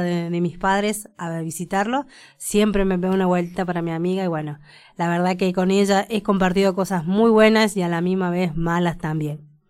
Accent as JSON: {"language": "Spanish", "region": "Córdoba", "country": "Argentina", "moved": "as an adult", "lives_now": "Mendoza, Argentina", "said": "soy parte de Córdoba, que hace más o menos que estoy viviendo acá en Mendoza seis años."}